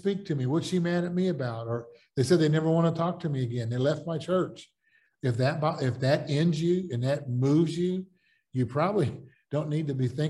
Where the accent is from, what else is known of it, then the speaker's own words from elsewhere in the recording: United States; also born or lived in the South / the Midwest; I'm an American and living in most of my life in the South and the Midwest